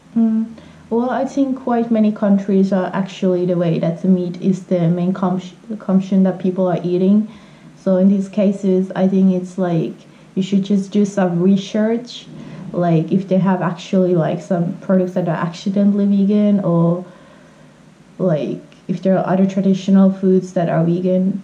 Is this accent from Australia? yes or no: no; Finland; English is a second language; I'm from Finland.